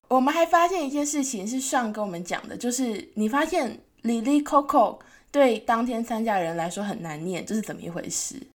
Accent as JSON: {"language": "Chinese", "region": "Tainan", "country": "Taiwan", "tie": "born or raised there", "moved": "yes", "said": "像我是台南人嘛，然后台南都会有很多排队美食，就我每次回台南，就是会有一大堆观光客"}